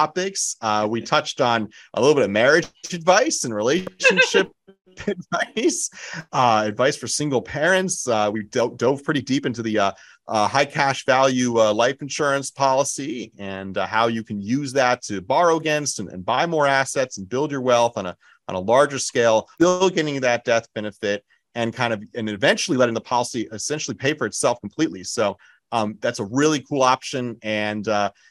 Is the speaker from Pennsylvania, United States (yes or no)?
no; New Jersey, United States; I grew up in Jersey too. I'm born and raised